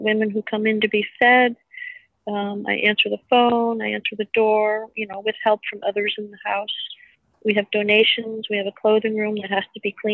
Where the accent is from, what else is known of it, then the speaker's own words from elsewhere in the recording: Vermont, United States; also born or lived in Staten Island, New York; I was born on Staten Island in 1955. And then my family moved to Vermont in 1957